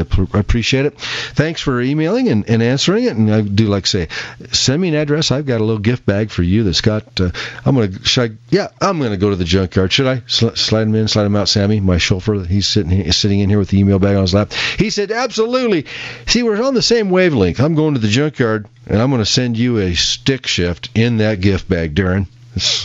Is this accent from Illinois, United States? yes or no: yes; Peoria, Illinois, United States; I was born in Peoria, Illinois.